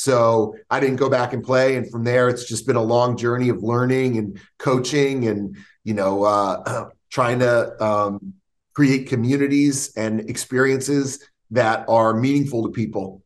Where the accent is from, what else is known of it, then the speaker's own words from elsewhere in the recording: Stamford, Connecticut, United States; now in Florida, United States; I grew up outside New York City, uh, about 40 minutes outside the city in Stamford, Connecticut